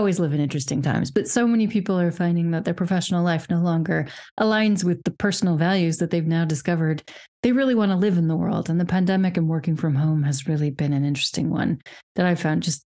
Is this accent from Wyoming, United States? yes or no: yes; Wyoming, United States; moved away as an adult; also born or lived in Czech Republic / United Kingdom; now in Europe; I obviously grew up in a very Republican family. I'm from Wyoming